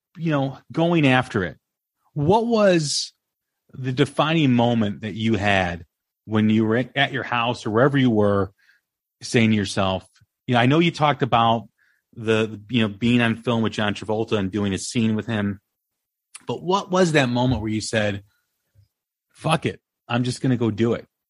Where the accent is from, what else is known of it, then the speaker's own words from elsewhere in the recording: Des Plaines, Illinois, United States; I grew up in Des Plaines, just just off of O'Hare Airport